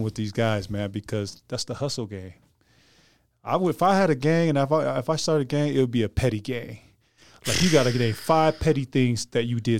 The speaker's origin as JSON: {"language": "English", "town": "Clearfield", "region": "Utah", "country": "United States", "said": "I'm from Clearfield, Utah, man."}